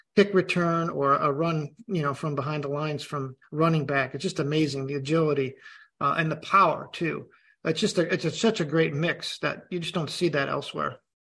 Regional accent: Chicago, Illinois, United States; I'm Chicagoan

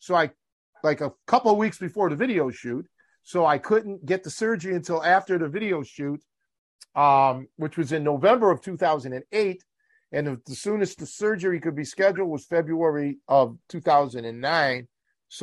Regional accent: Chicago, Illinois, United States; one of the crew said that told the owner that I'm from Chicago.

